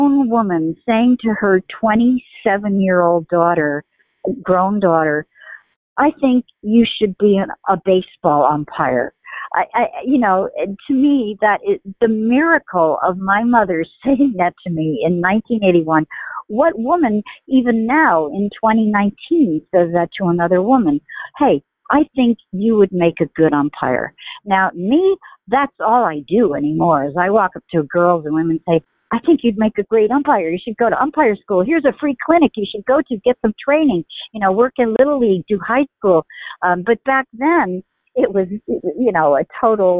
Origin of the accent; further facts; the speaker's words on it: New York City, New York, United States; moved away as an adult; also born or lived in California; when I was growing up in New York City